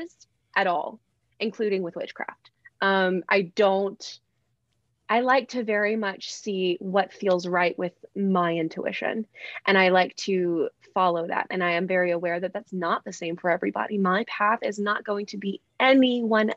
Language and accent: English; Alabama, United States; So I'm from Alabama. I know you can hear my very heavy accent. But no, I'm from Alabama. And so I grew up